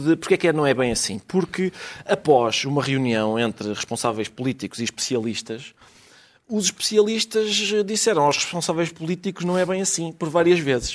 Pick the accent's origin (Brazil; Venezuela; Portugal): Portugal; Lisbon; eu nasci em Lisboa e agora que é aqui no Sul, a minha família é do Norte